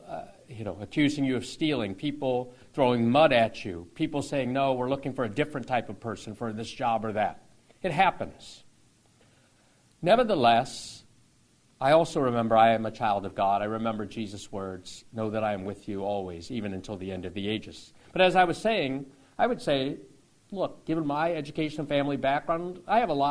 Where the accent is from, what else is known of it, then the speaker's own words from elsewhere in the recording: Toledo, Ohio, United States; growing up in Toledo